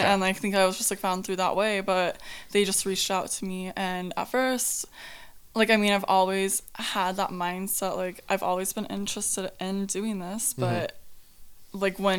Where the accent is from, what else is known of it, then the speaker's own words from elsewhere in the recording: Whitefish, Montana, United States; So, I moved around a lot. I'm originally from Montana, but...